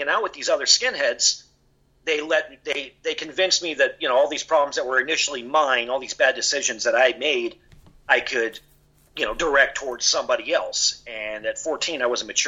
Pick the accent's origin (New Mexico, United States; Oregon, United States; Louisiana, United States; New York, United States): New Mexico, United States; Albuquerque; I grew up in Albuquerque, New Mexico